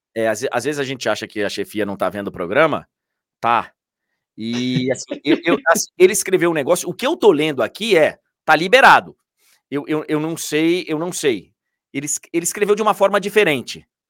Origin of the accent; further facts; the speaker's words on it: Brazil; eu estou falando como brasileiro